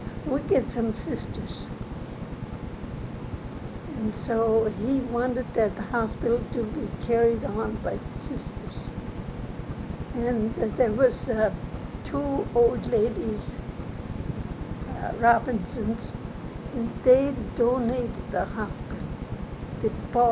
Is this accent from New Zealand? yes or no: no; Germany; also born or lived in Savannah, Missouri; now in Marceline, United States; I grew up in Germany.